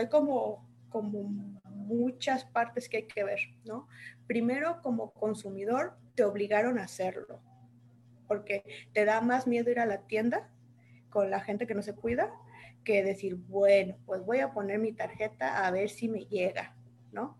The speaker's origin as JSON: {"language": "Spanish", "town": "Saltillo", "region": "Coahuila", "country": "Mexico", "tie": "born or raised there", "moved": "yes", "lives_now": "Guadalajara, Mexico", "said": "yo soy originaria de Saltillo, Saltillo, Coahuila"}